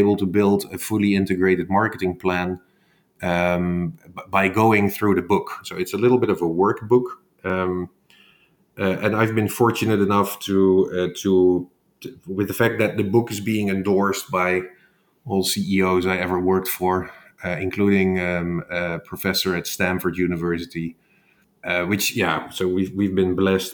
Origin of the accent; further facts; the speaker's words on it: Netherlands; moved away as an adult; also born or lived in Bay Area; born and raised in the Netherlands